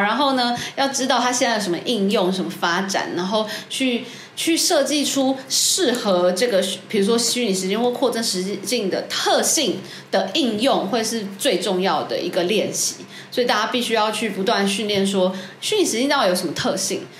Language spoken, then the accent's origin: Chinese; Taiwan; 我们台湾人